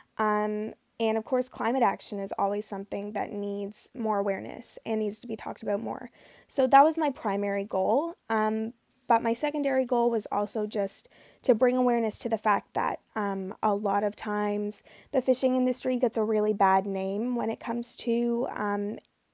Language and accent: English; Canada; growing up as a kid on the Bay of Fundy